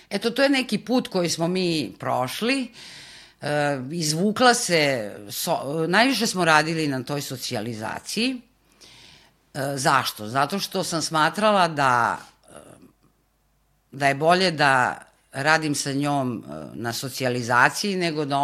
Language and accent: Croatian; Pančevo, Vojvodina, Serbia; mi smo iz Pančeva inače